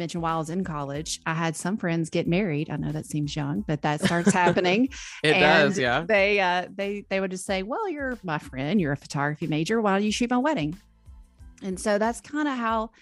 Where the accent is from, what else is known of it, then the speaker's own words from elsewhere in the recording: Memphis, Tennessee, United States; now in Nashville, United States; I grew up in Memphis